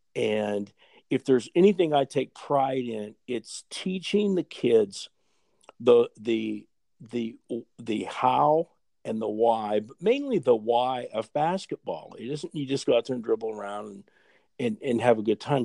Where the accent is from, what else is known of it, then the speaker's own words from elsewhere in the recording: Fort Dodge, Iowa, United States; my hometown in, in Fort Dodge, uh, Iowa